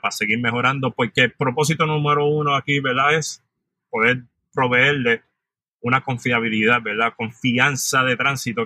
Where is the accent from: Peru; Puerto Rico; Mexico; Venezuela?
Puerto Rico; San Juan; moved away as an adult; also born or lived in New York, United States; Soy natural de San Juan, Puerto Rico. Me crié en área metropolitana toda mi vida